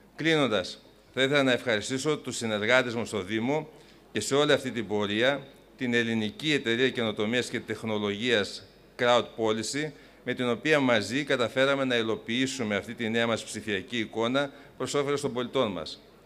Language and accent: Greek; Greece; ως Έλληνες